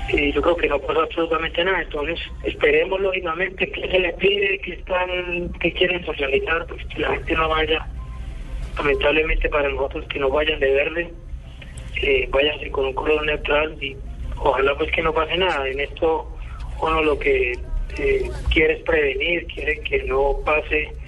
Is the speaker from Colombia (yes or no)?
yes; Colombia; seguir viviendo y conviviendo como colombianos